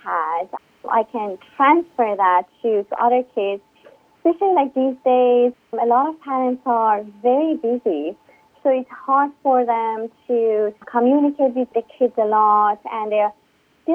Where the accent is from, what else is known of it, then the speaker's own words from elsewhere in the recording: Iran; English is a second language; moved away as an adult; now in United States; I grew up in Iran, moved to the U.S. about 13 years ago.